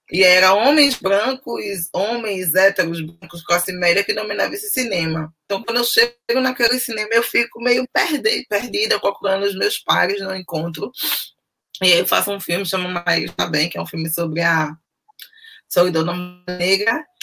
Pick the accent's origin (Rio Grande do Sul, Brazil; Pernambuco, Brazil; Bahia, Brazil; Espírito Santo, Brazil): Pernambuco, Brazil; Recife; nasci e moro no Recife, capital de Pernambuco, cidade litorânea, efervescente culturalmente, né, cheio de arte e tal.